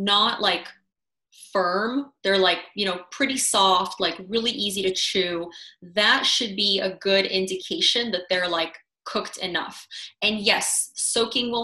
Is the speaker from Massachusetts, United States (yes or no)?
no; Madison, Wisconsin, United States; I grew up in Wisconsin too